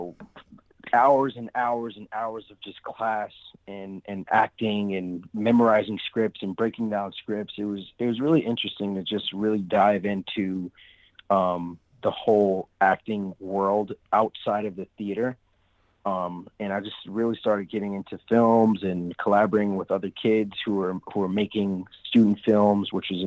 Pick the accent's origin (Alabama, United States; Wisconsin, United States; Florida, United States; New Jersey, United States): New Jersey, United States; Englewood; also born or lived in Brooklyn, New York; when I turned 8 years old, I ended up moving to New Jersey, and I was raised in Englewood, New Jersey